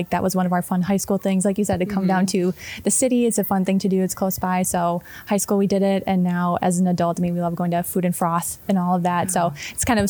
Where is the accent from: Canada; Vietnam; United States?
United States; New Berlin, Wisconsin; I am from the New Berlin, Milwaukee area